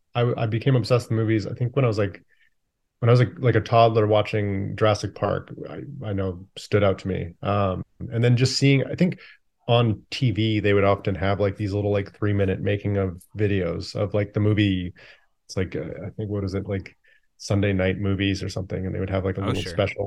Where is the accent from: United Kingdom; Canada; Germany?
Canada; Calgary, Alberta; now in Vancouver, Canada; Yeah, I grew up in Canada, mostly Calgary, Alberta, where we still shoot a lot of the movies.